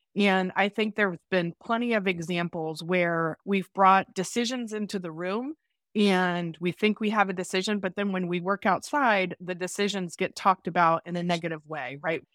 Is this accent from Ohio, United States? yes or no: yes; Dayton, Ohio, United States; I'm, uh, originally from Dayton, Ohio, the hub of the universe. and I grew up in a very traditional family.